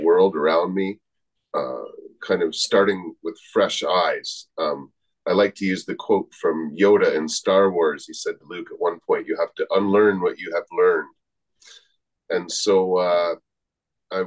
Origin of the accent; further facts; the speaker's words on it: Ontario, Canada; moved away as an adult; now in Victoria, Canada; I grew up in Ontario, not far from Michigan